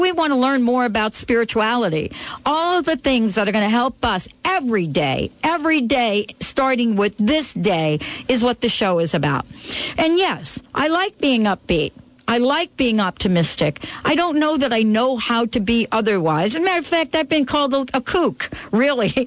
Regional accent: New York City, New York, United States; I grew up in New York City, where the noise is so piercing

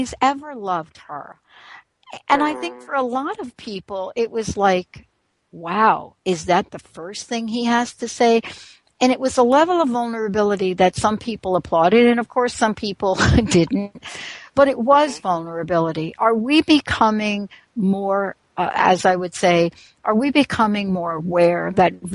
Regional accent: New York, United States; moved away; I'm from New York

